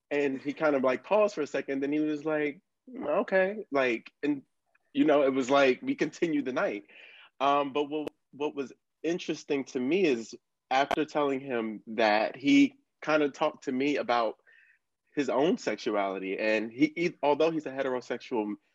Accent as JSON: {"language": "English", "area": "Buckingham County", "region": "Central Virginia", "country": "United States", "tie": "born or raised there", "also_born_or_lived": "Bronx, New York", "moved": "yes", "lives_now": "New York City, United States", "said": "I was born in the Bronx, raised in Virginia, small small county called Buckingham in Central Virginia, nearest to Charlottesville. That's where people most um, are familiar with. And um, I live in New York. I live in Harlem."}